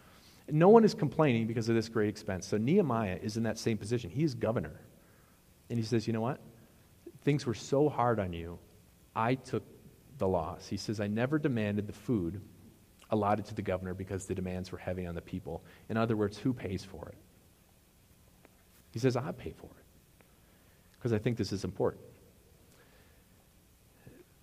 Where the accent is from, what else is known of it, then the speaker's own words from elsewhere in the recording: Wisconsin, United States; moved away; we always said crayfish in Wisconsin. That's how they're called crayfish where I'm from.